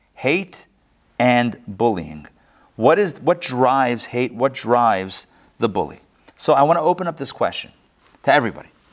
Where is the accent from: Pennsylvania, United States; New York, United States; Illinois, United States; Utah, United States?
Pennsylvania, United States; Pittsburgh; moved away; I grew up in Pittsburgh